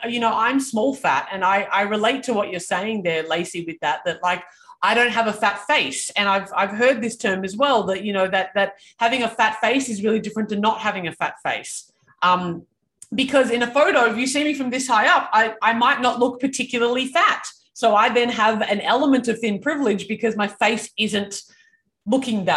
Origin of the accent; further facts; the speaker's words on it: Canberra, Australian Capital Territory, Australia; I grew up in Canberra